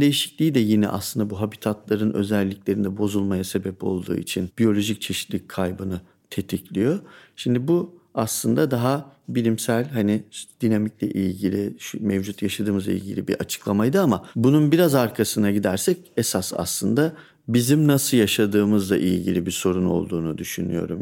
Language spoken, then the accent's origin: Turkish; Turkey; Memleketimize baktığınızda dağlık, e, dağlar, ovalar bu topografik çeşitlilik çok yüksek.